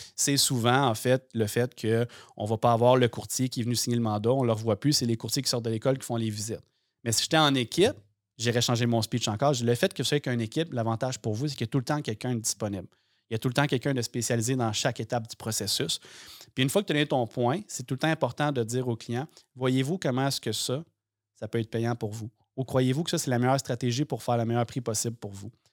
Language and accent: French; Sorel-Tracy, Quebec, Canada; moved away; je viens de Sorel-Tracy